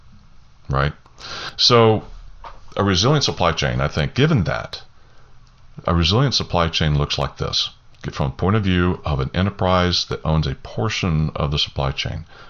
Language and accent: English; Southeast Texas coast, United States; I grew up on the Southeast Texas coast, and we had hurricanes all the time